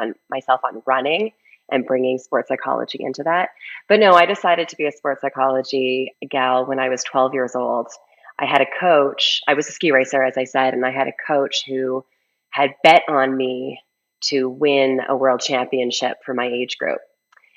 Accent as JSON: {"language": "English", "country": "Canada", "tie": "born or raised there", "moved": "as an adult", "lives_now": "Colorado, United States", "said": "I was a ski racer growing up, and I grew up in Canada. I currently live in Colorado, but I did grow up in Canada."}